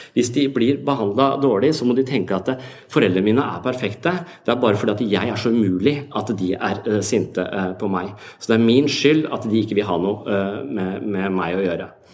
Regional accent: Tønsberg, Vestfold, Norway; i Tønsberg der jeg vokste opp

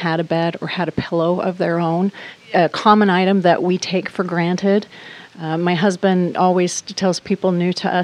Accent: Burley, Idaho, United States; moved away; also born or lived in Boise, Idaho; I am originally from Southern Idaho, Burley, Idaho, about 35 miles east of Twin Falls

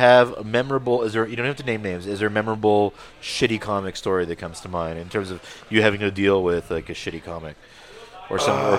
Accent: Montreal, Quebec, Canada; I grew up in the East End.

